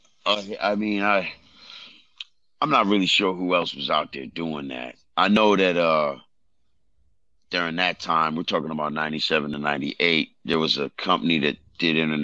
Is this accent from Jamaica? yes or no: yes; Jamaica; moved away; I was born in Jamaica. I'm from a third world country that's hood, too.